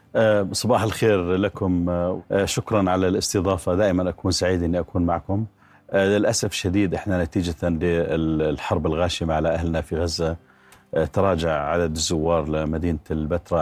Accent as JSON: {"language": "Arabic", "country": "Jordan", "said": "نؤمن كأردنيين"}